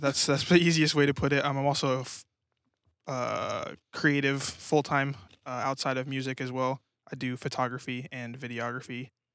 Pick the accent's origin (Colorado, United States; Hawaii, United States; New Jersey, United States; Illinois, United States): Colorado, United States; Colorado Springs; moved away as an adult; also born or lived in New Mexico / Grand Junction, Colorado; now in Tulsa, United States; I pretty much grew up in Colorado